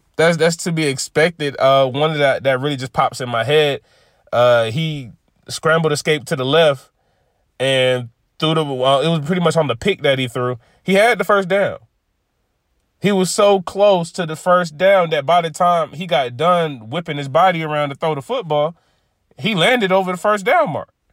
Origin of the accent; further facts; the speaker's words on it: Georgia, United States; my home state